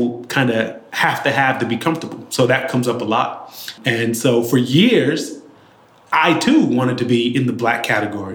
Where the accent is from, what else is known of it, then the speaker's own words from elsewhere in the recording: Boston, Massachusetts, United States; I grew up in Dorchester and Roxbury of Boston